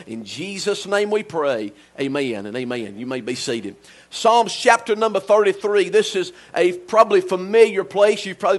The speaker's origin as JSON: {"language": "English", "country": "United States", "tie": "born or raised there", "said": "and I'm glad this morning to be an American. Amen. I'm glad to live in the United States of America. It's only by the divine providence of God that I was born in America."}